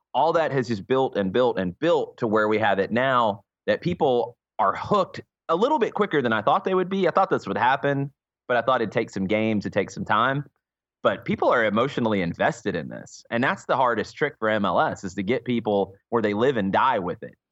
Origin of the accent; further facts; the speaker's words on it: Atlanta, Georgia, United States; accent: heavy Southern; I'm one of the, the rare, born and raised in the Atlanta area people that you'll meet